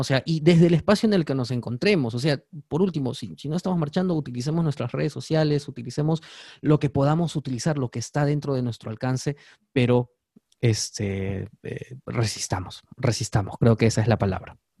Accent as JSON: {"language": "Spanish", "country": "Peru", "said": "somos ciudadanos peruanos"}